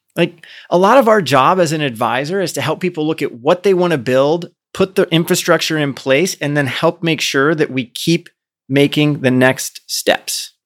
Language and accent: English; Midwest, United States; I grew up in the Midwest, so I grew up in a place where, like, Democrats not dare run when I was growing up as a kid